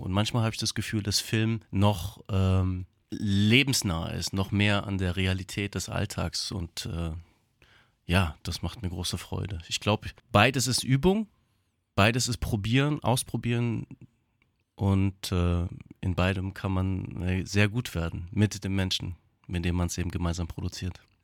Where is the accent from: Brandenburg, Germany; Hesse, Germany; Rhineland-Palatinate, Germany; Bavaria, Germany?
Hesse, Germany; Offenbach am Main; Meine Mutter ist Theaterfrau, hat eine eigene Theaterschule gehabt in Offenbach am Main. Mein Vater ist bildender Künstler und ich bin aufgewachsen sozusagen im Atelier